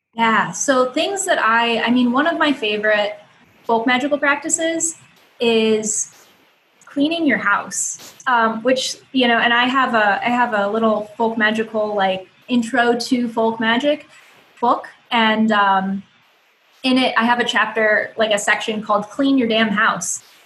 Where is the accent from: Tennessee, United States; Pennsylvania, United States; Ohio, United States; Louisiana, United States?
Ohio, United States; I moved across the country back to my home state, um, which is so amazing. I love. I'm I'm in uh, Toledo, Ohio